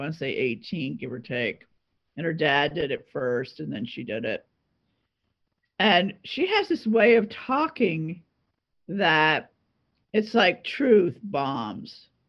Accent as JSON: {"language": "English", "area": "Long Island", "region": "New York", "country": "United States", "tie": "born or raised there", "also_born_or_lived": "Pennsylvania", "moved": "as an adult", "said": "I was born in New York City. Okay. I was raised on Long Island. I went to school in Pennsylvania"}